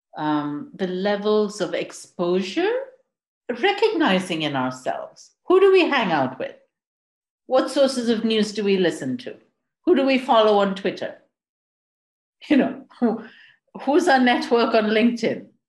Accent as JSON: {"language": "English", "country": "India", "tie": "born or raised there", "also_born_or_lived": "Vancouver, Canada / Quebec, Canada", "moved": "as an adult", "lives_now": "United Kingdom", "said": "I'm I'm Indian. I grew up in India, lived all across that country, um, settled in the UK"}